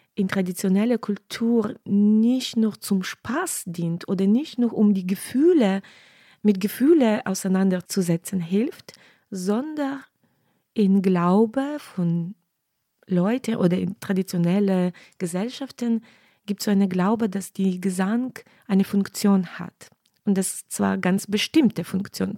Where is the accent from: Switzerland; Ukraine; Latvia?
Ukraine; Western Ukraine; German is a second language; moved away as an adult; now in Cologne, Germany; ich bin in Westen Ukraine aufgewachsen